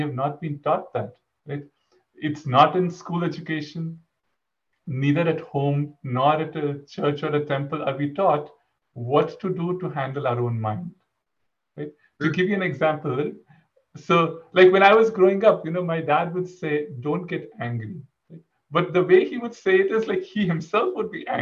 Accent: India; moved away as an adult; also born or lived in College Station, Texas; I grew up in India. Until my undergraduate, I was in India, and then for graduate school, I moved to Texas

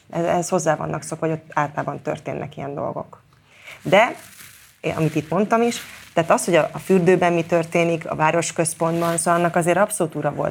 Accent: Mórahalom, Csongrád-Csanád, Hungary; born or raised there

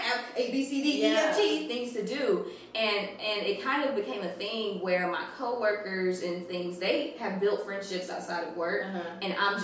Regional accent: Fairfield, Texas, United States; born or raised there; moved away as an adult; also born or lived in Oklahoma

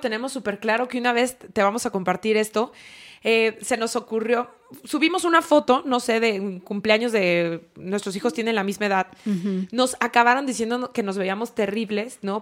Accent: La Piedad, Michoacán, Mexico; moved away; also born or lived in Guadalajara; yo crecí en La Piedad y como buena piedadense nuestra playa más cercana era Vallarta

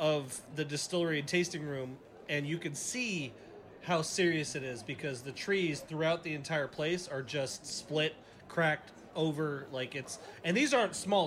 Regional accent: Portland, Oregon, United States; moved away; I'm from Portland, Oregon

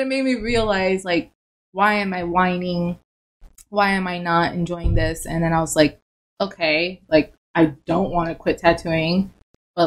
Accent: Miami, Florida, United States; moved away; I'm from Miami

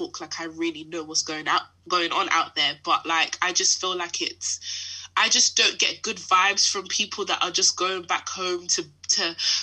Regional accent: London, United Kingdom; I grew up in Harrow

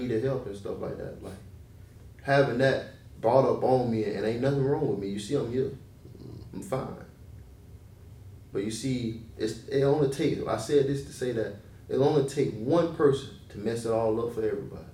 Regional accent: Gadsden County, Florida, United States; moved away; I'm from Gaston County. It's right outside of Tallahassee, yeah.

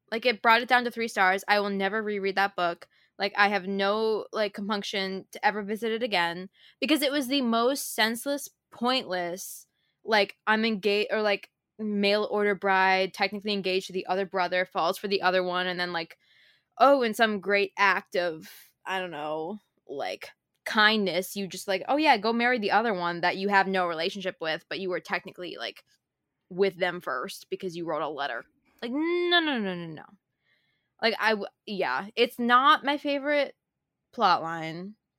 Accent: Minnesota, United States; I grew up in Minnesota

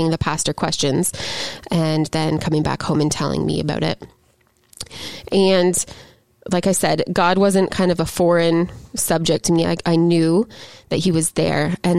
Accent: Gananoque, Ontario, Canada; I grew up from ages 0 to about 15 all over the Gananoque, Lansdowne kind of region of Ontario, all around the St. Lawrence.

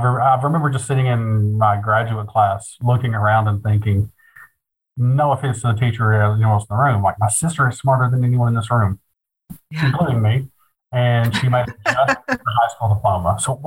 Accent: Appalachia, United States; also born or lived in Kentucky; I'm Appalachian, gay

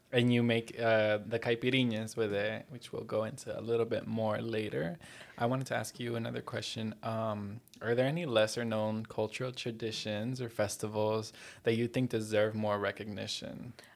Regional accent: Miami, Florida, United States; also born or lived in New Jersey; I was born in Jersey to Colombian parents. Uh, and then when I was four years old, I moved here to Miami

